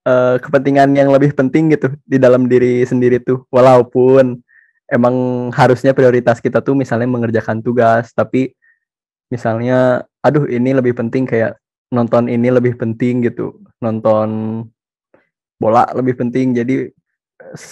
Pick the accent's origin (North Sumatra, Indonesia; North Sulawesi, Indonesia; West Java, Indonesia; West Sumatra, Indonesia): West Java, Indonesia; Bandung; Asalnya dari Bandung dan di UTM ini ngambil Civil Engineering.